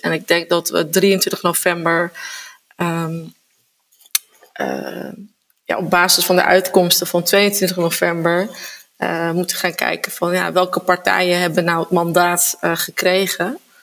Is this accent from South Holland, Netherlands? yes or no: no; Zaanstad, North Holland, Netherlands; ik ben geboren en getogen uh, Zaankanter